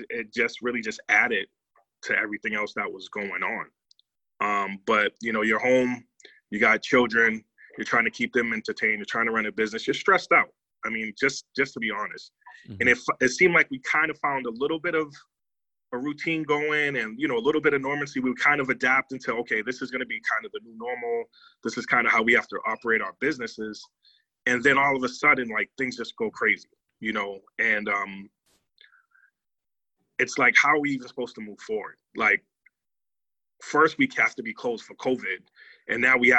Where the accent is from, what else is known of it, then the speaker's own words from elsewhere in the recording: Boston, Massachusetts, United States; I was born and raised in Boston, Massachusetts. I currently still live here.